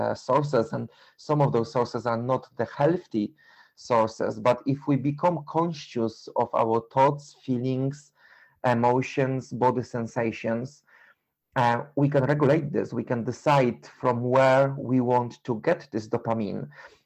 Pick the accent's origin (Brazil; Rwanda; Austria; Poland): Poland; English is a second language; moved away as an adult; now in London, United Kingdom; I'm originally from Poland. I was living in UK for 21 years